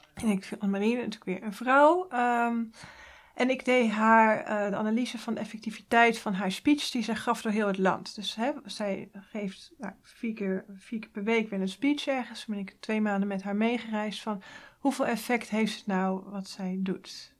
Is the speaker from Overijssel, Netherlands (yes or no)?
no; Hoeksche Waard, South Holland, Netherlands; In de Hoekse Waard, dat is vlak onder Rotterdam